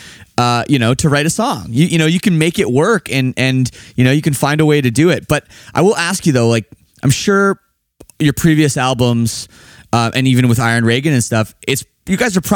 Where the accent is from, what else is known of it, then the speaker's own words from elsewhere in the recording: Toronto, Ontario, Canada; I'm from Toronto